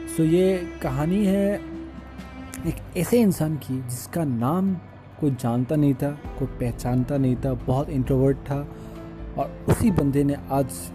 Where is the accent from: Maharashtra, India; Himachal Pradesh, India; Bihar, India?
Bihar, India; मैं बिहारी हूँ I am proud to be Bihari